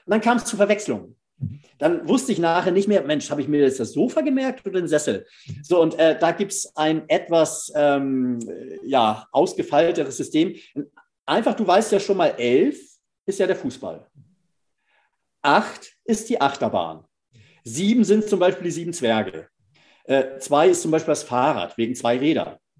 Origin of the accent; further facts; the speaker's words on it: Northern Germany, Germany; als Norddeutscher